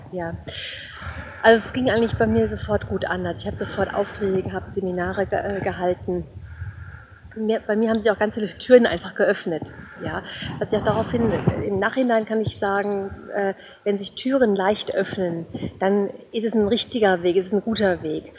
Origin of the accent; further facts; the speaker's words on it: Offenbach am Main, Hesse, Germany; now in Bavaria, Germany; ich komme ursprünglich aus Offenbach